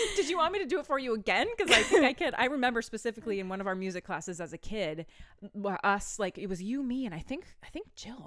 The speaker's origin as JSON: {"language": "English", "region": "Maine", "country": "United States", "said": "the band is all we're all from Maine."}